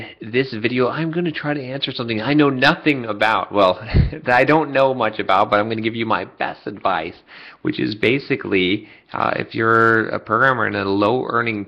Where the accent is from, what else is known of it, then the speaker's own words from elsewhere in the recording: United States; I was born and raised in the United States